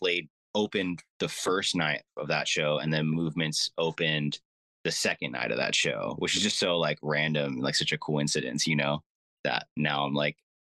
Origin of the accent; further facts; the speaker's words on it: Orange County, California, United States; I'm from Orange County, California